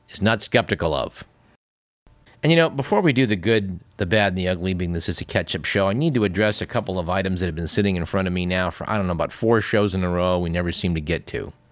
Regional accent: Canada; No, I, am not American, I'm, I'm from Canada.

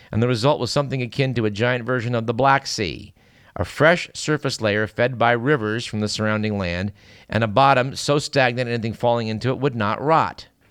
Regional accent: Fremont, California, United States; I grew up in Fremont

